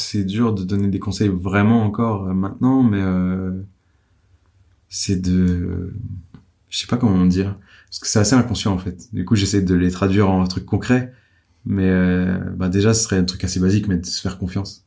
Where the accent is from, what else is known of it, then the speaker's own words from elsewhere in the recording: Dijon, Bourgogne-Franche-Comté, France; je viens de Dijon, euh, mon père est garagiste